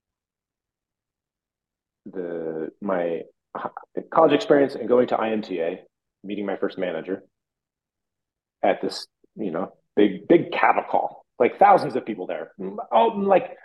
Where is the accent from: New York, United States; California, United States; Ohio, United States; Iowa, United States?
Iowa, United States; I'm from Iowa